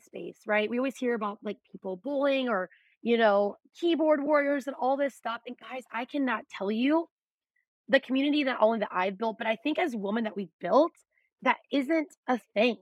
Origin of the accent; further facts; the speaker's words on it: Beaver, Iowa, United States; I'm from Beaver.